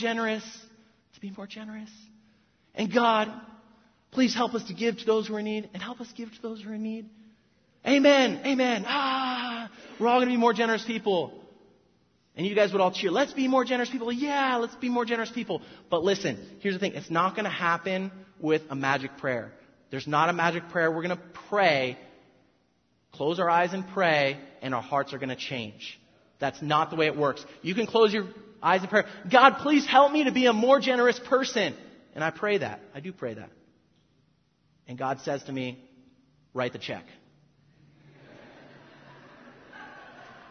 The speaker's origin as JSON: {"language": "English", "area": "South Orange County", "region": "California", "country": "United States", "tie": "born or raised there", "said": "I'm from South Orange County"}